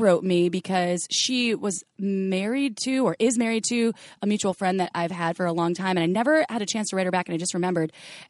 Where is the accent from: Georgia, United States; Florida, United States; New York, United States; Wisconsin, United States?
Wisconsin, United States; where are you from? You have the most interesting accent. Wisconsin.